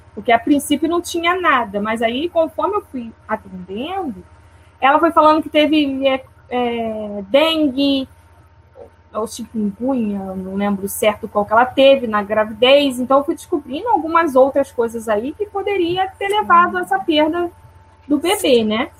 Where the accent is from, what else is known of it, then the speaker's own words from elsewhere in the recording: interior of Rio de Janeiro, Brazil; eu sou do Rio de Janeiro, do interior